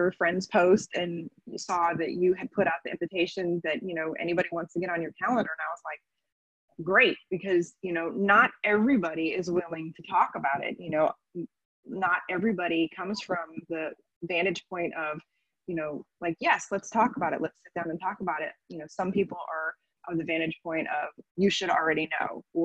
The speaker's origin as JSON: {"language": "English", "region": "Florida", "country": "United States", "tie": "born or raised there", "said": "I was raised in Florida"}